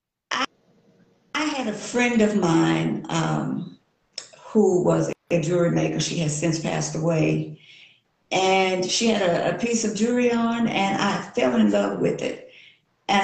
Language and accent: English; Natchitoches, Louisiana, United States; now in Shreveport, United States; I'm actually from Natchitoches, Louisiana